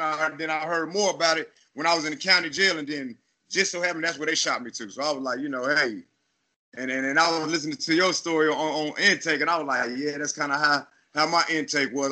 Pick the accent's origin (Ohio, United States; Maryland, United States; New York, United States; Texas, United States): Texas, United States; Killeen; also born or lived in Chicago / Austin, Texas; I was born in Chicago, but raised in a little city called Killeen, Texas.